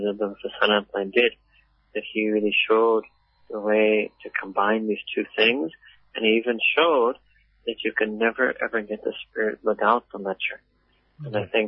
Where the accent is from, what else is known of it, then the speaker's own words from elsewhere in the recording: Afghanistan; English is a second language; I come from Afghanistan.